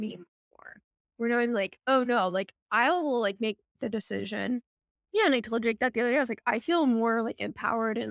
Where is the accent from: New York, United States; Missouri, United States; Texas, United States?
Missouri, United States; moved away as an adult; also born or lived in St. Louis, Missouri; now in Portland, United States; growing up in Missouri